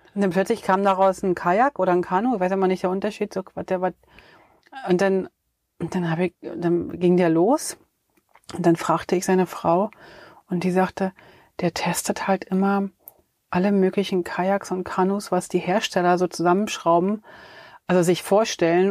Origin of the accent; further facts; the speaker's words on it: Germany; wir als Deutsche